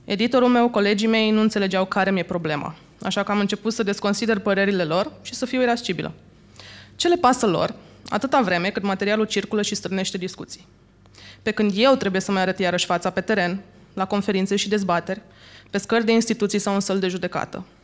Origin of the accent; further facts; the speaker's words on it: Suceava, Suceava County, Romania; am încheiat o călătorie de 12 zile la Suceava, unde mi-am documentat familia și orașul natal